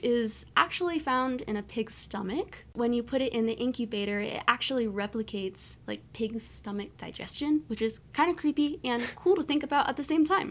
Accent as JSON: {"language": "English", "region": "East Coast", "country": "United States", "also_born_or_lived": "Maryland", "moved": "yes", "said": "I'm from the East Coast"}